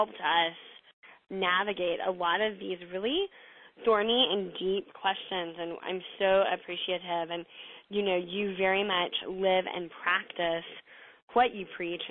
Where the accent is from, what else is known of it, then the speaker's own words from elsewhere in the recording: the South, United States; I'm from the South, so, like, I, you know, we feed people, like, too much